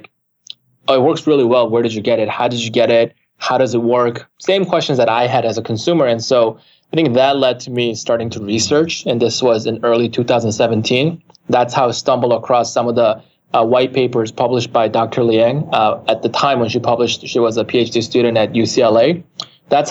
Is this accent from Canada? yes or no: yes; Canada; also born or lived in South Korea / San Francisco, United States; now in United States; I'm Canadian. That's where I was raised since nine. Prior to that, I was born and raised in Korea.